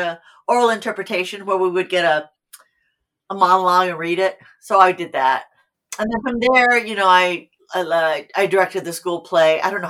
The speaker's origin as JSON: {"language": "English", "town": "Fresno", "region": "California", "country": "United States", "moved": "yes", "lives_now": "Los Angeles, United States", "said": "I'm from Fresno, California."}